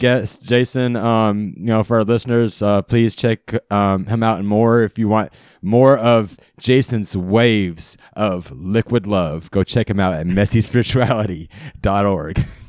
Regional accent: Charlotte, North Carolina, United States; I grew up in Charlotte, North Carolina

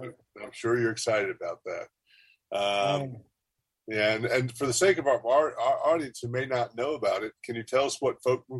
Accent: Haywood County, North Carolina, United States; born or raised there; also born or lived in Durham, North Carolina

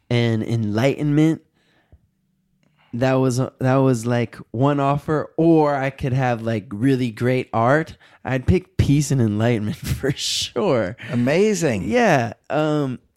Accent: Southfield, Michigan, United States; I would never say I'm from Detroit. I would say I'm from Southfield.

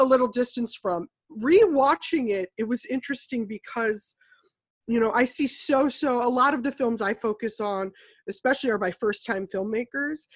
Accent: United States; we as an American populace

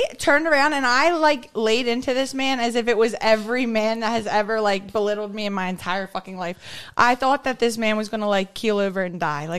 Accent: Drexel Hill, Pennsylvania, United States; I grew up in Drexel.

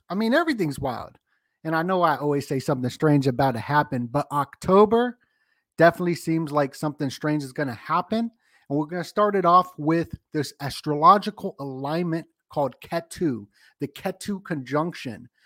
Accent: Las Vegas, Nevada, United States; I'm from Las Vegas

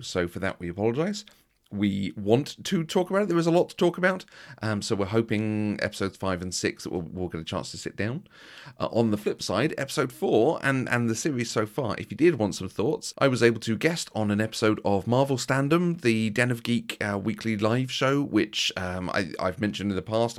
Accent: United Kingdom; we're very British

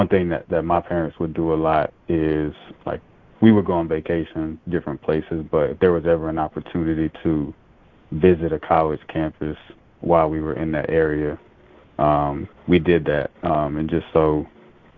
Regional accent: Lake City, Florida, United States; also born or lived in Baton Rouge, Louisiana; now in Charlotte, United States; growing up in Lake City, so obviously Columbia High School

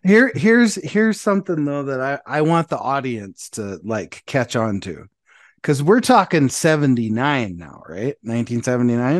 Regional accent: Montana, United States; I grew up in Montana

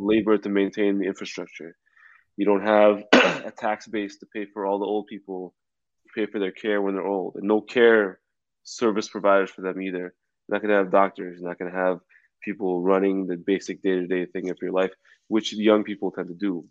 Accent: Canada; now in United States; as a Canadian, you know, someone from Vancouver, or from Toronto

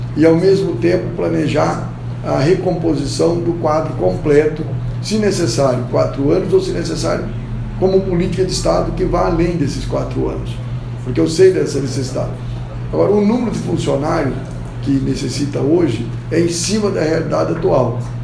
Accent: Rolândia, Paraná, Brazil; nascido e criado em Rolândia

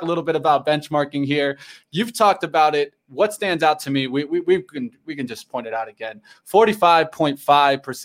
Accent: Florida, United States; I'm from Florida

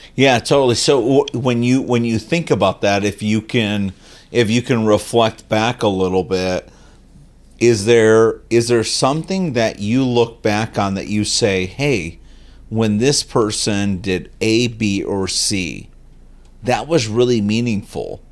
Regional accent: Chicago, Illinois, United States; I'm from Chicago

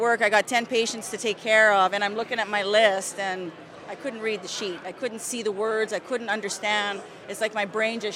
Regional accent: Quebec, Canada; also born or lived in Alberta; now in Los Angeles, United States; I'm from Quebec, but I've been living in Alberta for 30 years

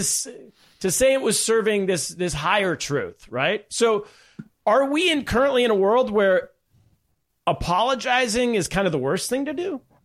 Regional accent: Sacramento, California, United States; Sacramento, California, yes, also my hometown

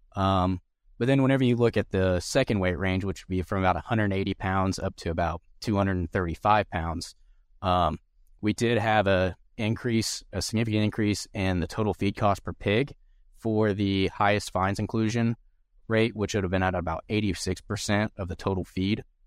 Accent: Southern Indiana, United States; moved away as an adult; also born or lived in Manhattan, Kansas; now in Kansas, United States; I'm originally from Southern Indiana. Um, grew up showing hogs and cattle

